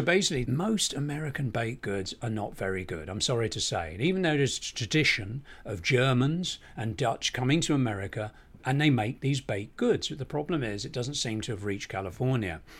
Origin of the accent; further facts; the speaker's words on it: Barnet, London, United Kingdom; moved away as an adult; now in Los Angeles, United States; coming here as an Englishman from the small town of Barnet